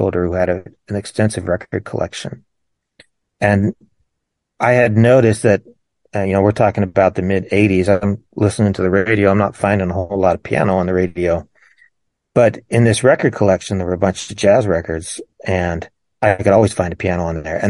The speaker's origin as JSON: {"language": "English", "town": "Pittsburgh", "region": "Pennsylvania", "country": "United States", "tie": "born or raised there", "said": "I was born in Pittsburgh, just north of Pittsburgh, PA"}